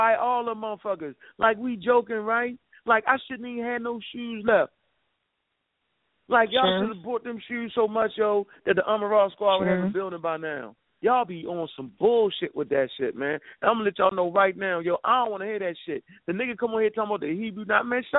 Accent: Baltimore, Maryland, United States; I'm from Baltimore

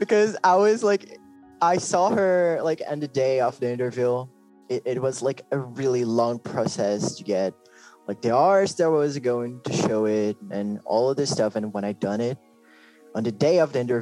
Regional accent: Brazil; I'm from Brazil too. I'm Brazilian.

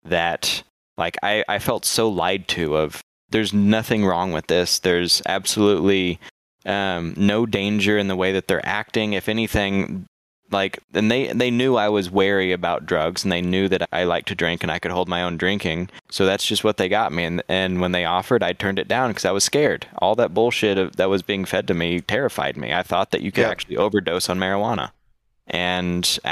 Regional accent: Texas, United States; As a Texan

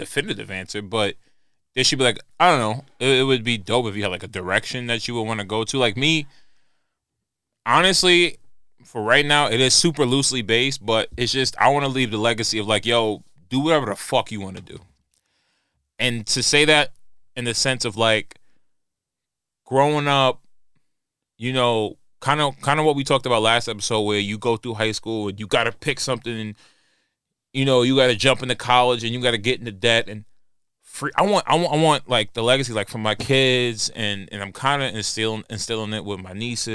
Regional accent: New York, United States; growing up in New York, growing up in the hood back in the day

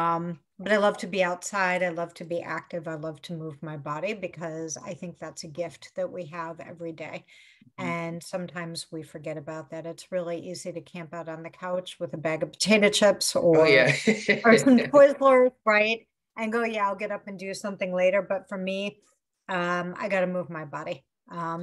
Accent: Chicago, Illinois, United States; Grew up in Chicago

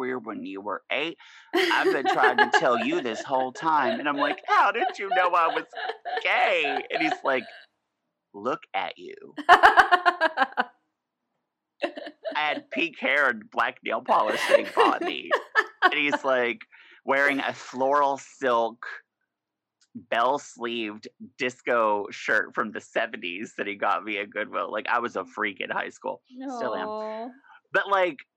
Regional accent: Oklahoma, United States; now in Seattle, United States; my hometown that I'm from in Oklahoma is like a fucking time capsule

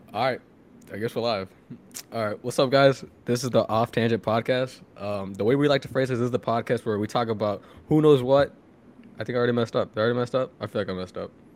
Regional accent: Houston, Texas, United States; moved away as an adult; also born or lived in Massachusetts; we're all from Houston

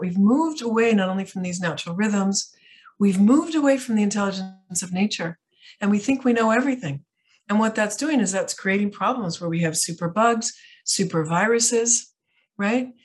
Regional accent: outside of Chicago, Illinois, United States; moved away; also born or lived in Italy / France; I grew up outside of Chicago

